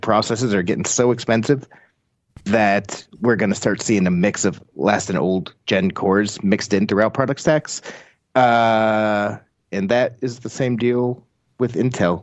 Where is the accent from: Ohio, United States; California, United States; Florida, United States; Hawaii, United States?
Florida, United States; Tampa; I grew up in Tampa